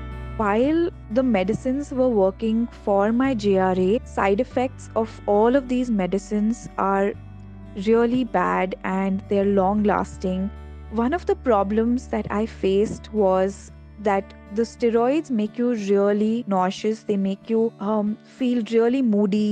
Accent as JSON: {"language": "English", "town": "Dehradun", "region": "Uttarakhand", "country": "India", "tie": "born or raised there", "moved": "as an adult", "lives_now": "Delhi, India", "said": "I grew up in Dehradun, but I have lived in Delhi for the last 10 to 12 years of my life"}